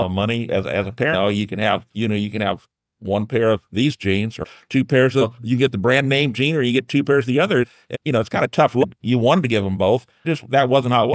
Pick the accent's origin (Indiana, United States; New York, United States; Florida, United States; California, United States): Indiana, United States; New Haven; I grew up on Hartshell Road, right between twenty-four and, uh, thirty there in New Haven